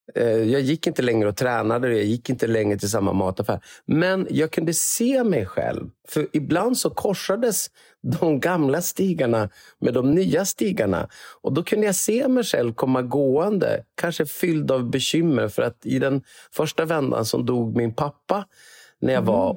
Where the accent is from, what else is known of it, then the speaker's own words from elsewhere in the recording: Umeå, Västerbotten County, Sweden; moved away as an adult; also born or lived in Gothenburg; now in Karlstad, Sweden; jag är uppvuxen på Karlshöjd, eh, så, det är, så det är väldigt nära Sofiehem